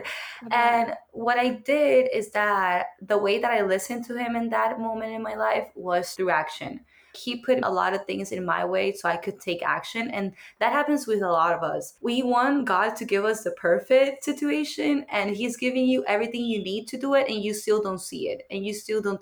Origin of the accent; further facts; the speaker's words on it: Puerto Rico; English is a second language; moved away as an adult; now in United States; I am from Puerto Rico